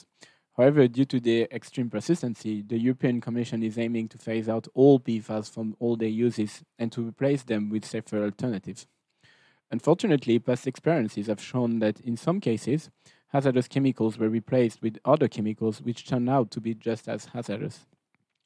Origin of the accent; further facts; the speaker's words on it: France; moved away as an adult; now in Stockholm, Sweden; I come from France